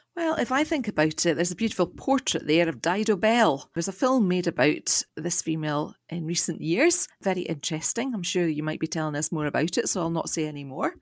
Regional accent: Scotland, United Kingdom

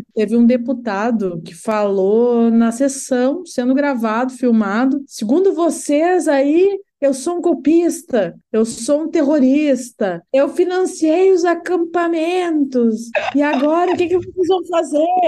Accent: Rio Grande do Sul, Brazil; enquanto gaúcha

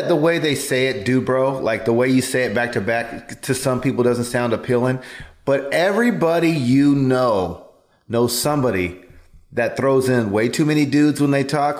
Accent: Fresno, California, United States; Cause I grew up in Fresno

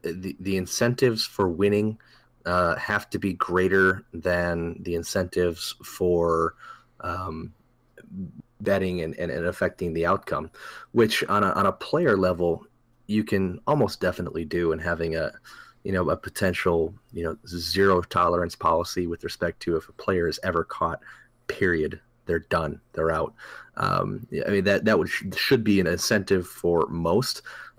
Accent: Wisconsin, United States; we're from Wisconsin.

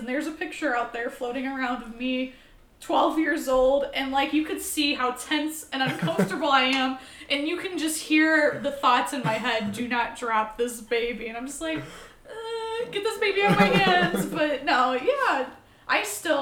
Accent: Streator, Illinois, United States; accent: southern drawl; I'm from fucking Streeter, which is not far. It's 2.5 hours south

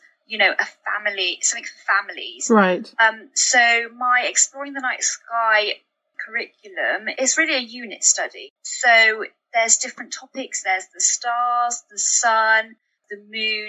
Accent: United Kingdom; growing up in the British school system

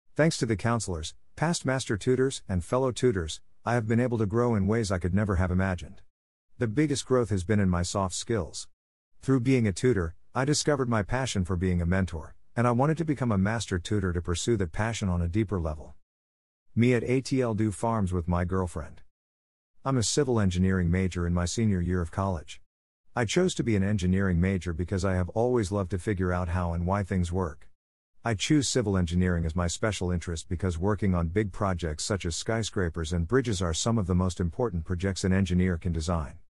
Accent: Murphy, Texas, United States; I'm from Murphy, Texas in the D F W area, and I live with my mom, dad, and sister

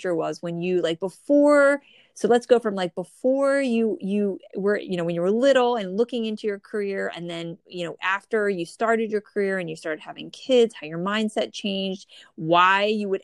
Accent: New Jersey, United States; born or raised there

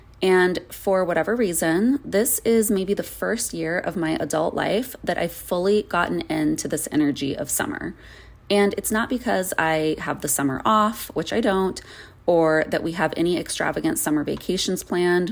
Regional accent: Arizona, United States; moved away; I grew up in Arizona and I lived there for really most of my life

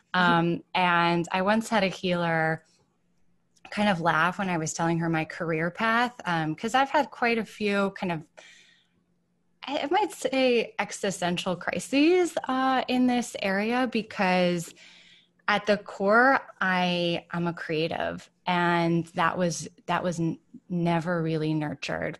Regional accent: Ann Arbor, Michigan, United States; moved away as an adult; also born or lived in Boston / New York; I grew up in Ann Arbor, Michigan.

